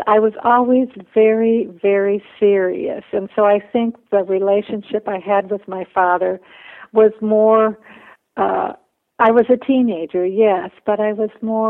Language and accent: English; Minnesota, United States; also born or lived in Bolivia; I went to school full-time to the University of Minnesota